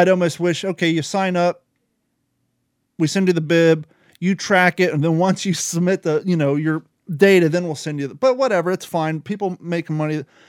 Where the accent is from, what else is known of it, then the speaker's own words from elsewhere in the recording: Ohio, United States; I grew up in Ohio